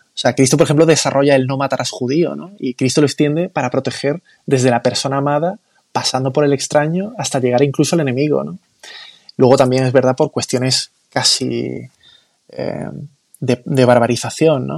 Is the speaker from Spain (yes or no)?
yes; Málaga, Andalusia, Spain; yo soy de Málaga capital